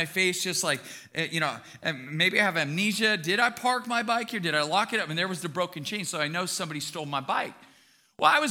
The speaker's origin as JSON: {"language": "English", "town": "Bakersfield", "region": "California", "country": "United States", "tie": "born or raised there", "said": "I was born and raised in Bakersfield"}